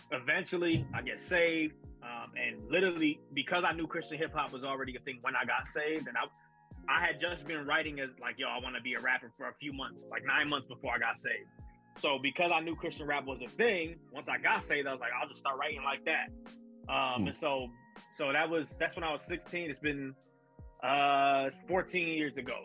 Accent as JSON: {"language": "English", "town": "Chicago", "region": "Illinois", "country": "United States", "tie": "born or raised there", "said": "I'm from Chicago as well. My town born and raised. Um, north side of Chicago"}